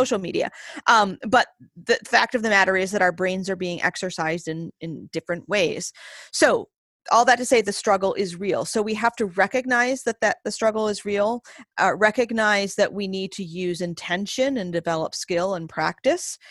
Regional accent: Maine, United States; moved away; I was born and raised primarily in the state of Maine

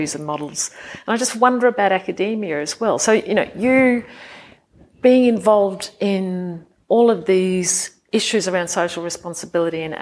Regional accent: Australia; moved away as an adult; also born or lived in United Kingdom; now in Austria; as Australians we would often be more direct

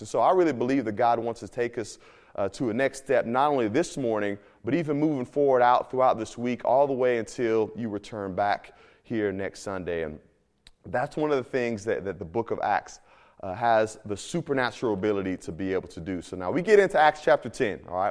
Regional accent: Midwest, United States; moved away; also born or lived in Miami; I'm from the Midwest

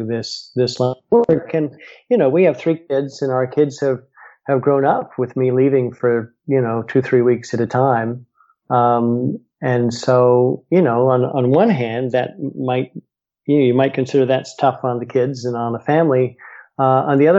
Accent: United States; I'm American and, you know, live here in the US

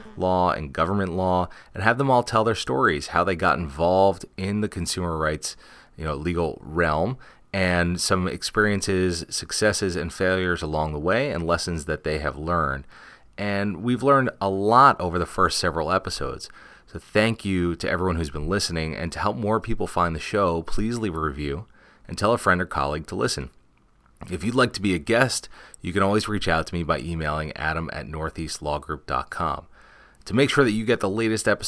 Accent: New Jersey, United States; moved away; So I'm also a New Jersey guy, so I've moved a little bit further up north on the coast, but that's my original home turf as well.

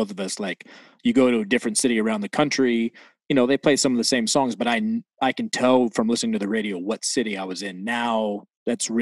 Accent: McLean, Virginia, United States; We both were born in Virginia. I grew up in McLean.

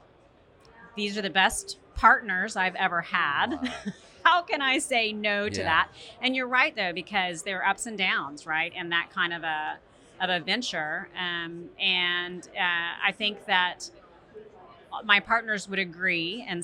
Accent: Houston, Texas, United States; also born or lived in Tennessee; I grew up in Houston

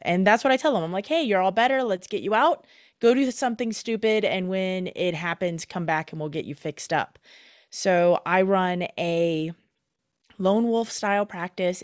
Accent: Michigan, United States; also born or lived in Minnesota; now in Twin Cities, Minnesota, United States; growing up in Michigan, now living in Minnesota

